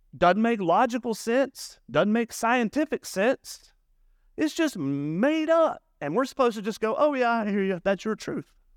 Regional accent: the South, United States; now in Murrieta, United States; I grew up in the South, and the South is very legalistic

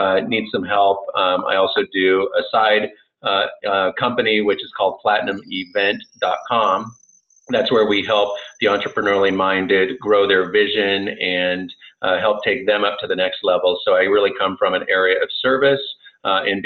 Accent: San Francisco Bay Area, California, United States; now in Las Vegas, United States; I am here based in the Las Vegas market. I'm originally from the San Francisco Bay Area

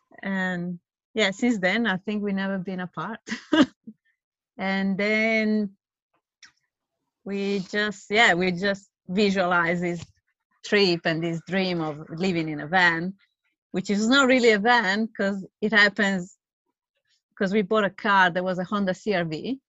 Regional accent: Italy; moved away as an adult; now in Australia; I'm from Italy. Yeah, living here in Australia for the past 7 years, actually eight this year.

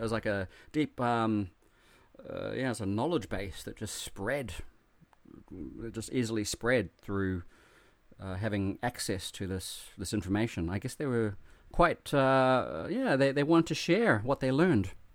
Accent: New Zealand; now in Japan; growing up in New Zealand

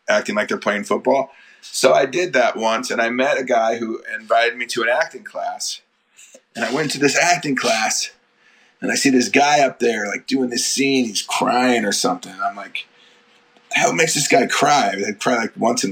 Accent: Colorado, United States; also born or lived in Nebraska; I was born in Nebraska, but I grew up in Colorado

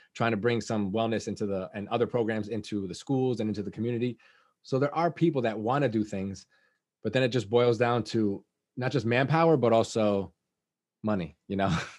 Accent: Liberty, New York, United States; I grew up in Liberty

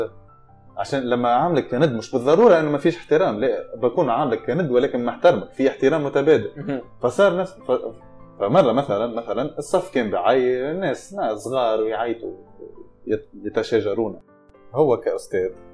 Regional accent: Tunisia; moved away; انا تونسي

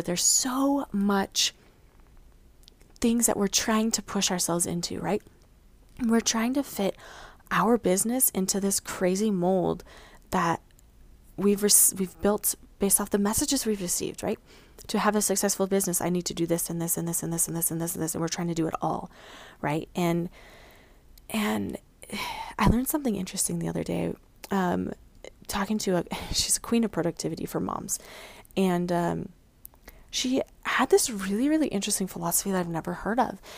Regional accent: Mountain West, United States; also born or lived in Missouri; I grew up in the Midwest, uh, not the Midwest, excuse me, the Mountain West

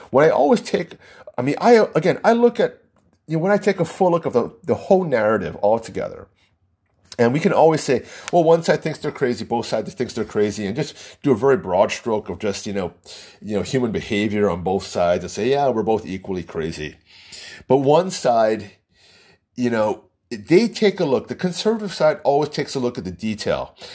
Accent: United States

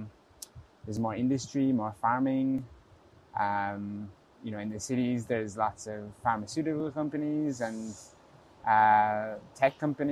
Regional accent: Ireland; moved away as an adult; now in Innsbruck, Austria; So I'm from Ireland. I lived there for 18, 19 years, I guess. I grew up there. So I know it quite well.

